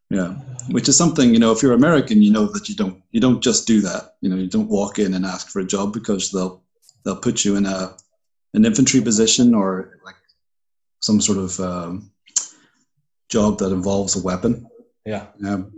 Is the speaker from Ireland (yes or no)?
yes; Ireland; also born or lived in Puerto Rico; So I'm an Irishman.